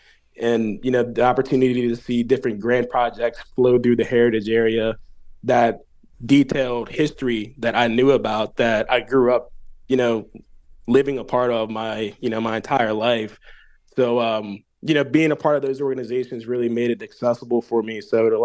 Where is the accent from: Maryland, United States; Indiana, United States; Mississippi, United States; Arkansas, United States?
Maryland, United States; Eastern Shore of; also born or lived in Baltimore County, Maryland; I'm from the Eastern Shore of Maryland, spent a few years living and working in Baltimore County. So when I moved back home, I really had an interest in getting more connected to my roots.